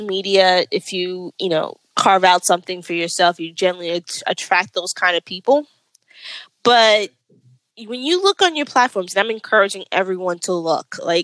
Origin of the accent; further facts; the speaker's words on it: New York, United States; I'm a New Yorker